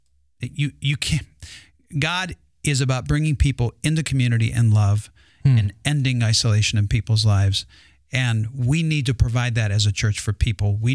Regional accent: United States; we're Americans

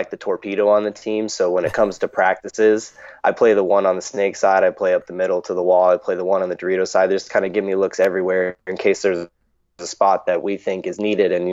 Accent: Florida, United States; I grew up in Florida. I've lived here my whole life

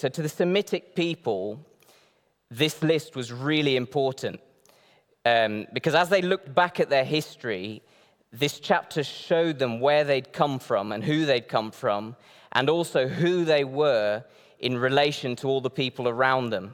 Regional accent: Northeast Brazil, Brazil; moved away; I grew up in Brazil, um, in the northeast of Brazil

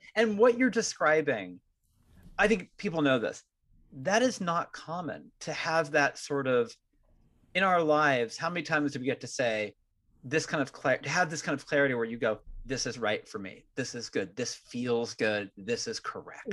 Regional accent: Marin, California, United States; I'm from Marin originally

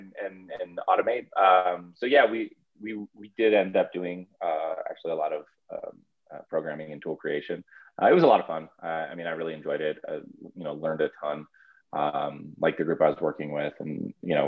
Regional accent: South Florida, United States; moved away as an adult; now in Steamboat Springs, United States; I'm actually from South Florida, really just kind of the epitome of like, you know, suburbia in a sense

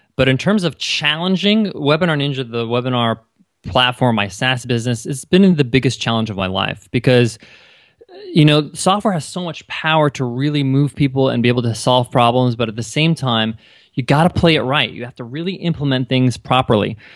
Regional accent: New York, United States; I grew up in New York, and, uh, my parents are Egyptian

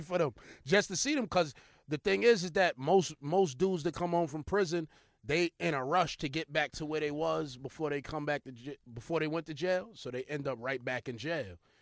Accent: New York City, New York, United States; I'm from New York

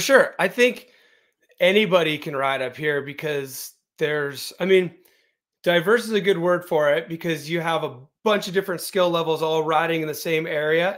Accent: Aptos, California, United States; moved away as an adult; now in Bend, United States; I grew up in Aptos, which is in Santa Cruz County

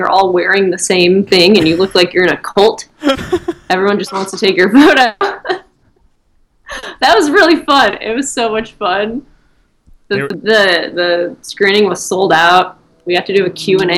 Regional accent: Michigan, United States; now in Los Angeles, United States; I'm from Michigan

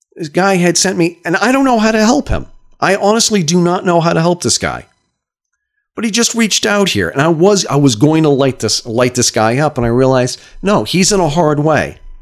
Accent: Brattleboro, Vermont, United States; my hometown, Brattleboro, Vermont

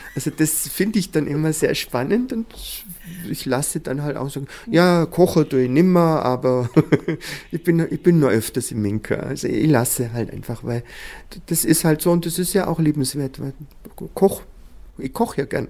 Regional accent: Füssen, Bavaria, Germany; also born or lived in Munich; ich bin ja auf, äh, teilweise in der Krone aufgewachsen, aber ich bin auch auf dem Bauernhof in Heidelsbuch aufgewachsen

